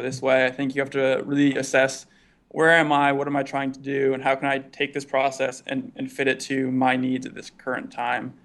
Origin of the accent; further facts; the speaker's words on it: East Coast, United States; moved away as an adult; now in Bay Area, United States; Growing up on the East Coast